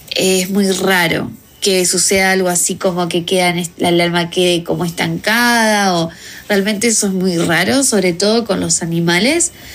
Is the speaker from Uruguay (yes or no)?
yes; Uruguay; also born or lived in New Zealand; yo soy de Uruguay